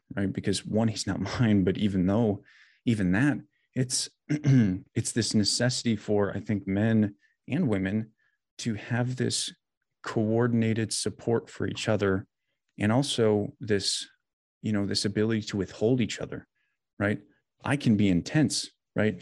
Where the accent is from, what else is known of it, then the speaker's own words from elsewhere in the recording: Janesville, Wisconsin, United States; now in Brookfield, United States; I was born and raised in Janesville, which is like central South Wisconsin.